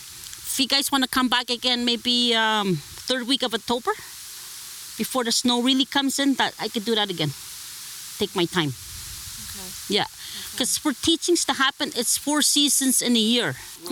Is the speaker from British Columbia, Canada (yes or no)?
no; Northern Ontario, Canada; first language Omushkego Cree; English is a second language; now in Cochrane, Canada; I came from Northern Ontario. Holly Lake, it's way past Pewanic area. It's called Sudden Lake. The Chickamaulins and Hunters, and other families from the past that lived there four generations. I'm fourth generation.